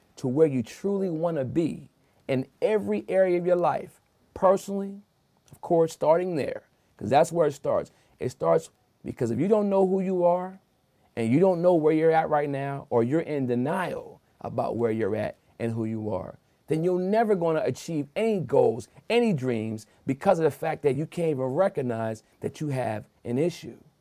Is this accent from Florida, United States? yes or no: no; Wilmington, Delaware, United States; I'm born and raised in Wilmington, Delaware